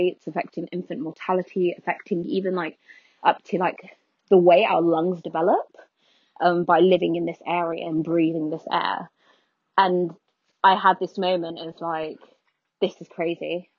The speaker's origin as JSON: {"language": "English", "region": "London", "country": "United Kingdom", "tie": "born or raised there", "also_born_or_lived": "Skegness", "said": "I grew up in poverty in North London"}